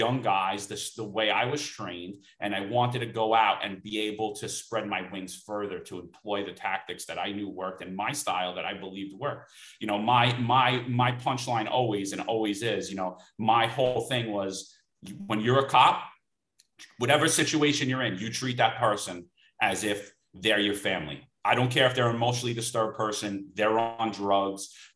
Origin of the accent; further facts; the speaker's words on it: New York City, New York, United States; I grew up in Bensonhurst, Brooklyn